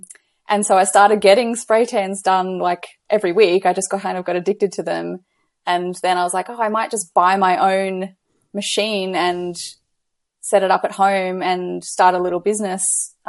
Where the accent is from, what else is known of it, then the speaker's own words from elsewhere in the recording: Gold Coast, Queensland, Australia; I'm from Australia on the Gold Coast.